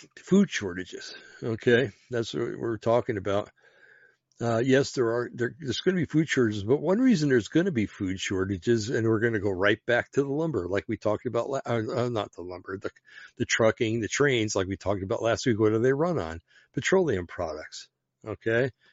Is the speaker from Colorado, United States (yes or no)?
no; Bergen County, New Jersey, United States; I'm from Bergen County, New Jersey